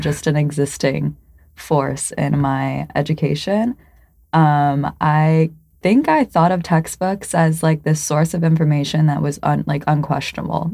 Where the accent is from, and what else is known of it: United States